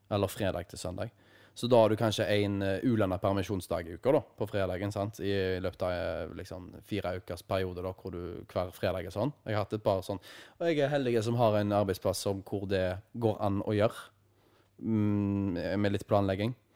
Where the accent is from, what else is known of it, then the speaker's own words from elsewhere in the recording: Haugesund, Rogaland, Norway; her hjemme i Haugesund